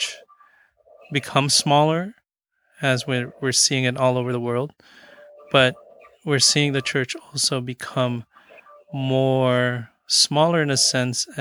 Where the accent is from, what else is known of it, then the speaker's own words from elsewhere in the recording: Philippines; now in United States; I am Filipino